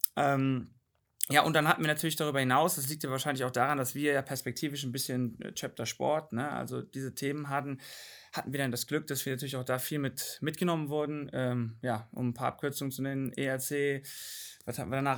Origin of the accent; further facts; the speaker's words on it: North Rhine-Westphalia, Germany; also born or lived in Bavaria; now in Northern Germany; Ich äh, komme zu 50 Prozent eigentlich aus Bayern, also der Vater aus Bayern, bin aber in NRW aufgewachsen und wohne im Norden jetzt